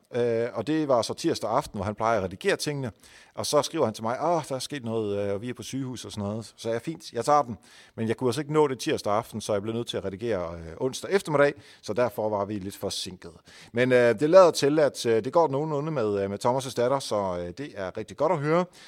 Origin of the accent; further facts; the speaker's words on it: Netherlands; now in Denmark; jeg er hollænder